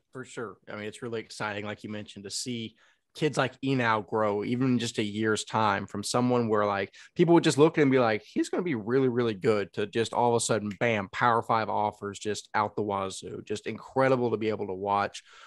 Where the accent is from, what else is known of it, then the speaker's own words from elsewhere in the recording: East Texas, United States; I grew up in East Texas. I, I can't change the way I speak.